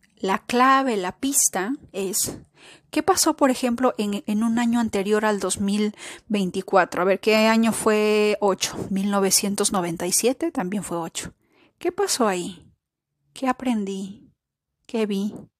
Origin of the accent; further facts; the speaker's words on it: Peru; el caso de Perú, por ejemplo, que es mi, país, mi patria, donde yo nací